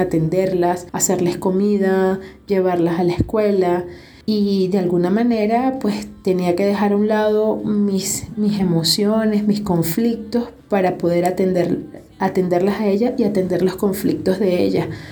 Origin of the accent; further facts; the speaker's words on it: Venezuela; moved away as an adult; now in Quito, Ecuador; soy venezolana